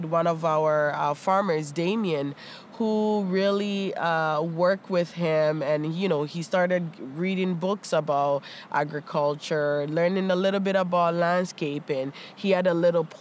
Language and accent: English; Toronto, Ontario, Canada; born or raised there; also born or lived in Ghana